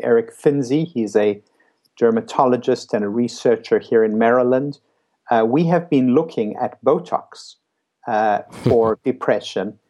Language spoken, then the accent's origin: English; South Africa; moved away as an adult; also born or lived in New York City; I came from South Africa. I was 26 years old. I went to uh, New York City to do my psychiatry residency